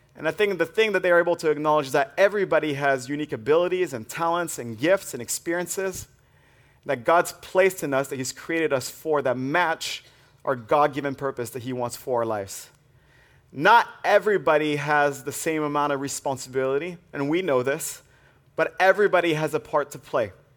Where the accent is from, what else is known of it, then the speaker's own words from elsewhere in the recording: France; moved away; I grew up in the French Alps